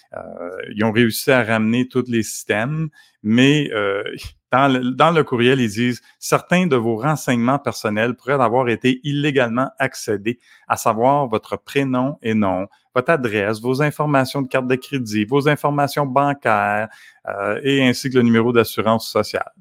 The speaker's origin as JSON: {"language": "French", "country": "Canada", "said": "en tant que Canadien"}